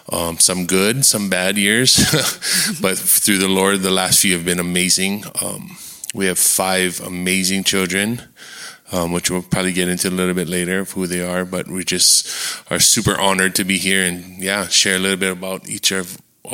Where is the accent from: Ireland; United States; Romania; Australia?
United States; Kailua-Kona, Hawaii; now in Texas, United States; we're from Kailua Kona, Hawaii. If y'all don't know, we are all presently in Texas.